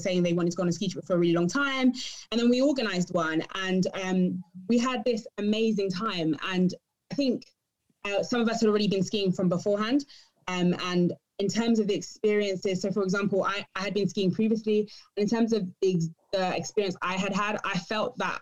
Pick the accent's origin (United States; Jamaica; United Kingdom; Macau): United Kingdom; England; we're all from England